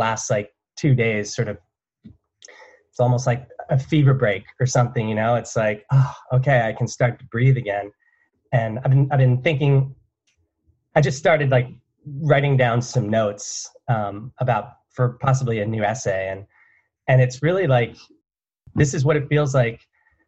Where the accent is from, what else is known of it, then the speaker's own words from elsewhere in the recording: New Jersey, United States; where I grew up from in New Jersey